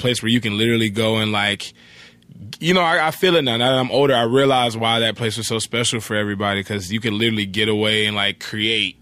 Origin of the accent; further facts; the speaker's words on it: Atlanta, Georgia, United States; moved away as an adult; now in Los Angeles, United States; I grew up in Atlanta. I grew up in the, uh, East Point